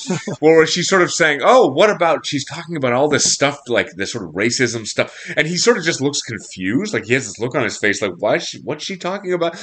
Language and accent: English; Montreal, Quebec, Canada